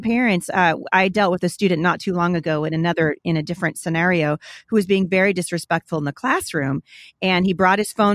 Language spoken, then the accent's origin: English; Portland, United States; I grew up in Portland going to a Christian school there